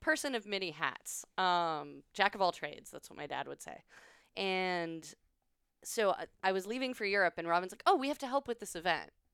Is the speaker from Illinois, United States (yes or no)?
yes; Illinois, United States; moved away as an adult; now in Austin, United States; I'm from Illinois